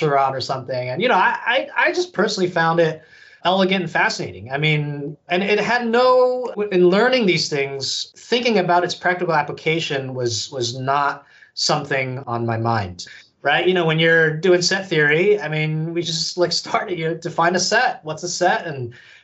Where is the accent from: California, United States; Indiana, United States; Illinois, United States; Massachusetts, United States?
California, United States; San Francisco Bay Area; moved away; my hometown out in the San Francisco Bay Area in California